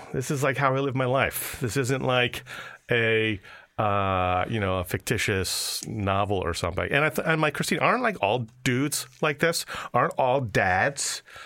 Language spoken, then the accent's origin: English; New York, United States; moved away as an adult; I'm a New Yorker